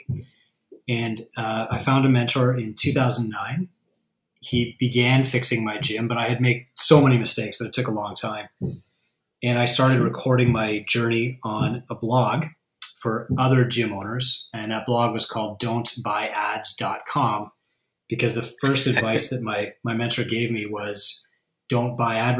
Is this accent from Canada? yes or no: yes; Canada; also born or lived in United States; I'm from Canada